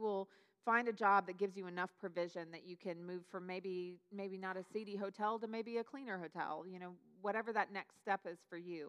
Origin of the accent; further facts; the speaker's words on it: Newberg, Oregon, United States; moved away as an adult; it's where I grew up is Newburgh outside of Portland